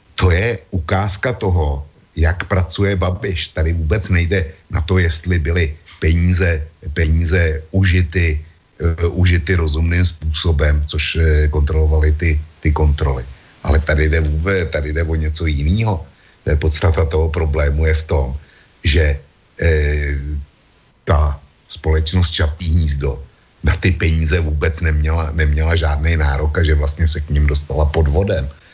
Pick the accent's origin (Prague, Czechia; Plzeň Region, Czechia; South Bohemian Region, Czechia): Plzeň Region, Czechia; Plzeň; my u nás v Plzni máme každý májový oslavy Convoy of Liberty